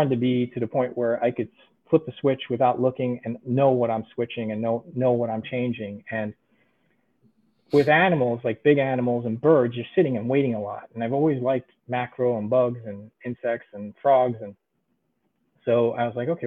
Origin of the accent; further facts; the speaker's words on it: New York, United States; also born or lived in Budapest, Hungary; Lived in New York most of my life